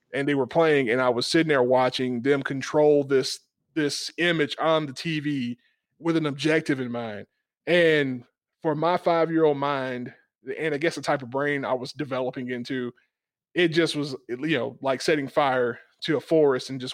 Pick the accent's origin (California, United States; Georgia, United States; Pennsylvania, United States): Georgia, United States; South; I grew up in South Georgia